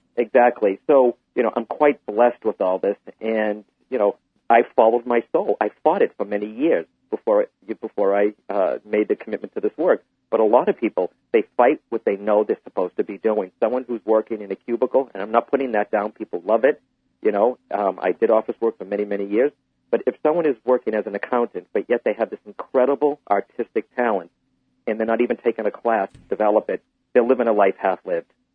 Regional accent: Boston, Massachusetts, United States; Boston's coming up, uh, my hometown

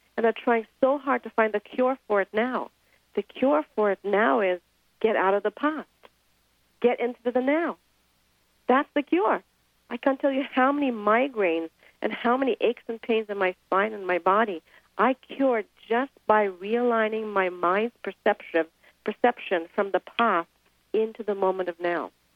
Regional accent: India; moved away; I grew up in India.

